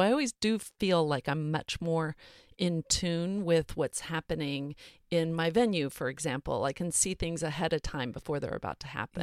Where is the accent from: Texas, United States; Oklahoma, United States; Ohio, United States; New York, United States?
Texas, United States; Montgomery; I grew up in South Texas, north of Houston.